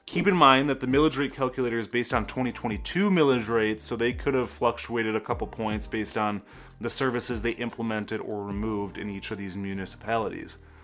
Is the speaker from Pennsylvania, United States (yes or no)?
no; Brighton, Michigan, United States; This is my hometown